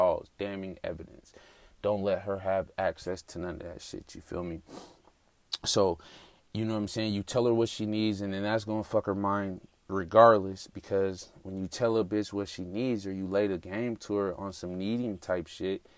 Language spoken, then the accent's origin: English; Denver, Colorado, United States; moved away as an adult; now in Atlanta, United States; I moved to Atlanta recently. I'm from Denver, Colorado.